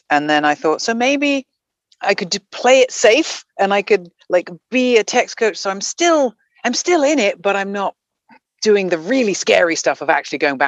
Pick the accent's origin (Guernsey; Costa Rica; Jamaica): Guernsey; moved away; I'm from a little island called Guernsey, which is off the coast of France and England, kind of between France and England, in the Channel Islands. My parents are English. And so I was born there, grew up